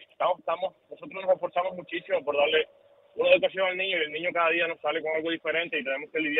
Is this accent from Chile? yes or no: no; Cuba; now in United States; somos bien jóvenes. A nosotros nos criaron de, en Cuba, somos del campo de Cuba